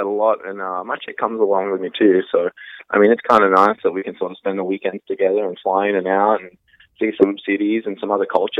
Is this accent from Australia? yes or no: yes; Australia; moved away; I'm Australian